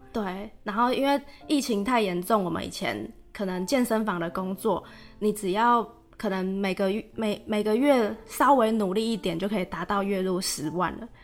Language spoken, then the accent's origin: Chinese; Taiwan; 我是来自台湾